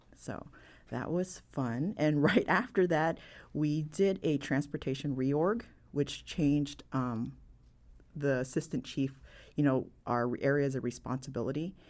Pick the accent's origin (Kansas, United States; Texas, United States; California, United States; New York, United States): California, United States; San Francisco; I'm born and raised in San Francisco